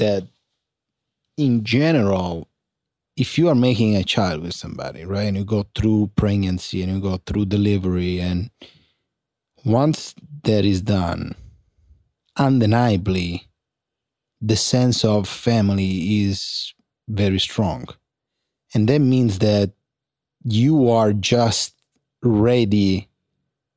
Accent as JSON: {"language": "English", "town": "San Giovanni La Punta", "region": "Sicily", "country": "Italy", "tie": "born or raised there", "second_language": "English", "moved": "yes", "said": "I was in San Giovanni La Punta, provincia di Catania, 95037 zip code"}